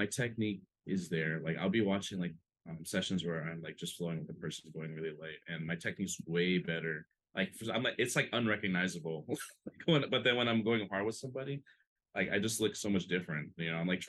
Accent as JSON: {"language": "English", "region": "Hawaii", "country": "United States", "tie": "born or raised there", "said": "growing up in Hawaii, you know, growing up with like other local people, you know, like I'm not Hawaiian myself, but like growing up, like I was like the young Filipino, skinny, scrawny Filipino kid"}